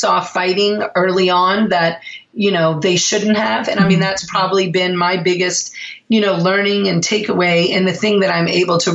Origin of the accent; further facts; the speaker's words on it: New Orleans, Louisiana, United States; moved away as an adult; now in Seattle, United States; I'm actually from New Orleans and we had lived in New Orleans forever, my whole entire life.